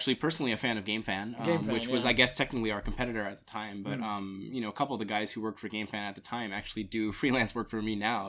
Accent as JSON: {"language": "English", "town": "Staten Island", "region": "New York", "country": "United States", "tie": "born or raised there", "said": "I worked at a like import game shop in Long Island because I grew up in Staten Island."}